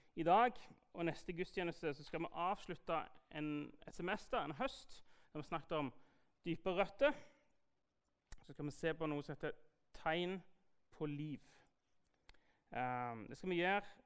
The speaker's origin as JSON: {"language": "Norwegian", "area": "Jæren", "region": "Rogaland", "country": "Norway", "said": "er jeg jo skeptikeren fra Jæren"}